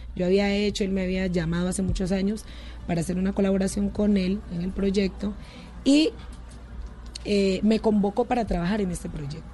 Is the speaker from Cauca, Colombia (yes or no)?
yes; Timbiquí, Cauca, Colombia; now in Cali, Colombia; soy de Timbiquí, pero yo vivo en Cali desde hace muchos años y es como mi segunda tierra